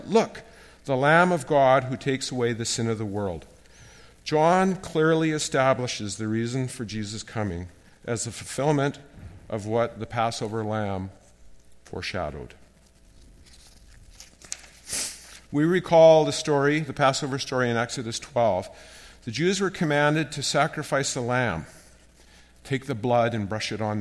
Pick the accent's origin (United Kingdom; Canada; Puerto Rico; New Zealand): Canada; As a Canadian